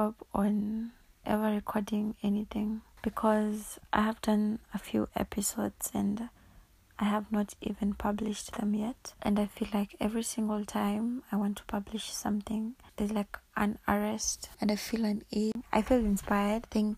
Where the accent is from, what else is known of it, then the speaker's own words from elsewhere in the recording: Kenya; I'm from Kenya.